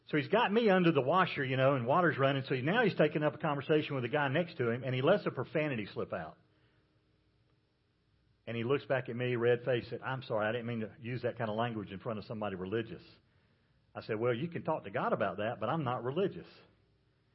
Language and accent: English; South Carolina, United States; I'm from South Carolina